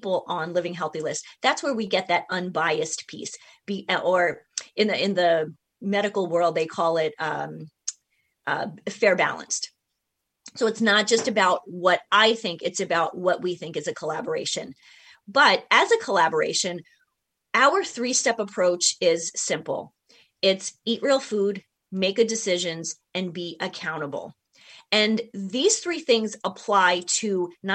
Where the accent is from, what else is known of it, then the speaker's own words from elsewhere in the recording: New York, United States; moved away; I'm from New York, you know, originally